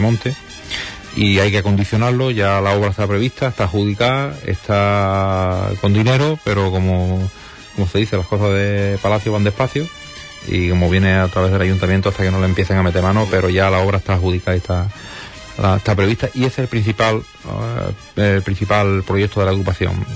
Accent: a town neighbouring Ayamonte, Andalusia, Spain; Yo no soy de Ayamonte, yo soy, de pueblo vecino, pero soy, ayamontino de adopción

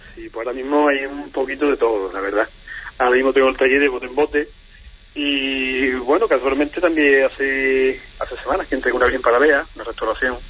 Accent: Huelva, Andalusia, Spain; moved away; soy de Huelva como bien y tal yo muchísimo tiempo aquí pero sí es verdad que me une a Huelva mi, mi familia

